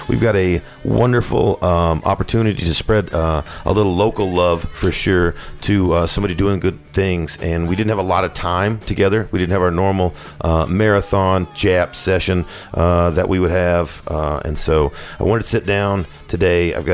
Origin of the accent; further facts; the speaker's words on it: Knoxville, Tennessee, United States; Born and raised in Knoxville.